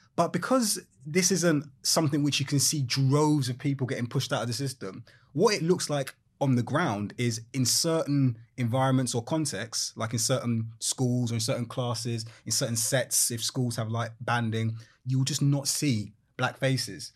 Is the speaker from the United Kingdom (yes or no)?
yes; London, United Kingdom; moved away as an adult; also born or lived in Walthamstow; now in East Yorkshire, United Kingdom; I grew up in London, Brixton